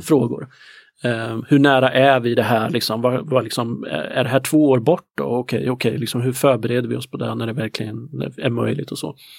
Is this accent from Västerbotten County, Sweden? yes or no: no; Närke, Örebro County, Sweden; jag är ju närking i grunden